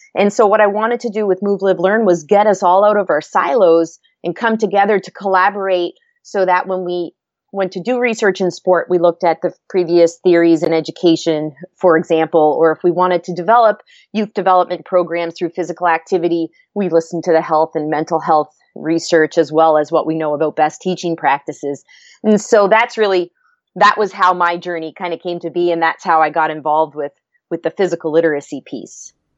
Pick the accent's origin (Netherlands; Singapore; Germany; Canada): Canada; Antigonish, Nova Scotia; I grew up in Nova Scotia, Canada, and was fortunate enough to grow up in a, a small town, a very active town in the Northeast Coast called Anagonish.